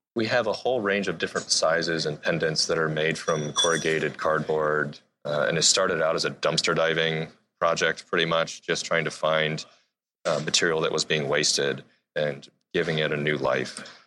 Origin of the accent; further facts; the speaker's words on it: Akron, Ohio, United States; now in Seattle, United States; I am from Akron, Ohio, just outside of a cornfield